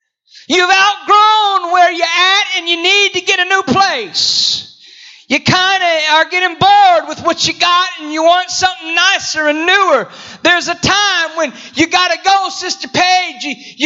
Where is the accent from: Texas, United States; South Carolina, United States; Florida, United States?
Florida, United States; also born or lived in Houston / Indiana / Potts Camp, Mississippi / Greensboro, North Carolina; I was born in Houston, raised in Florida. Went to college, Bible college in Indiana. Moved to Potts Camp, Mississippi.